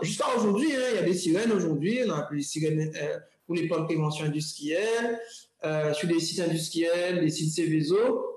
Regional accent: Guadeloupe; moved away; also born or lived in Europe; en tant que Guadeloupéen

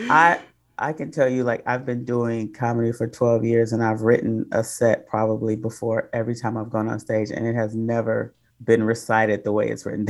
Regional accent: Detroit, Michigan, United States; moved away; also born or lived in Oakland; I'm originally from Detroit, but I started my comedy career in Oakland.

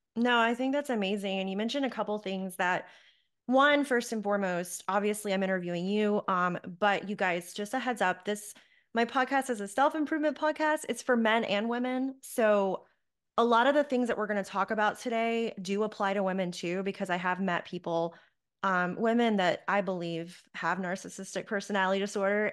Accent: Charlotte, North Carolina, United States; my hometown of Charlotte, North Carolina

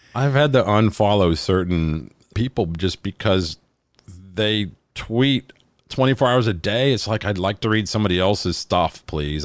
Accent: Alabama, United States; Talladega Super Speedway, which is my home state

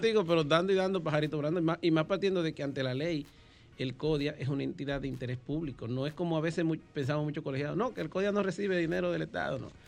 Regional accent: San Cristóbal, Dominican Republic; now in Santo Domingo, Dominican Republic; soy oriundo de San Cristóbal

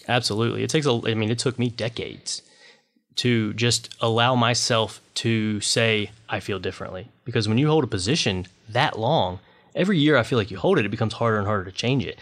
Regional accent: Washington, North Carolina, United States; I grew up in Washington, North Carolina.

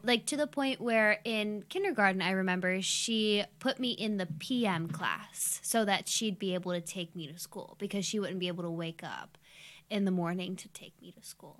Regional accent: Youngstown, Ohio, United States; I'm twenty-six and I grew up in Youngstown.

